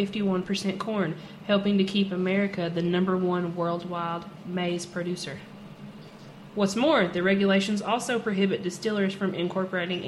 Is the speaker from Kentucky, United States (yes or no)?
yes; Kentucky, United States; I'm from Kentucky.